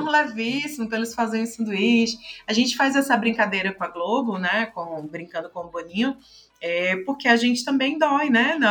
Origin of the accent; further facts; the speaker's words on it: Pernambuco, Brazil; also born or lived in Fortaleza / Brasília; now in São Paulo, Brazil; sou pernambucana, já morei em Fortaleza, já morei em Brasília, agora estou em São Paulo